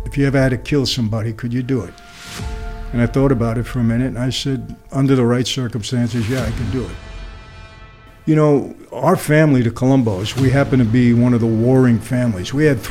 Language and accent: English; New York City, New York, United States; I grew up in Brooklyn